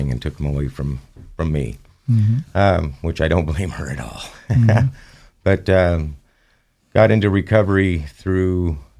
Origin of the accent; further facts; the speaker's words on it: Southern California, United States; moved away as an adult; now in Idaho, United States; I'm originally from Southern California, moved to Idaho close to 10 years ago.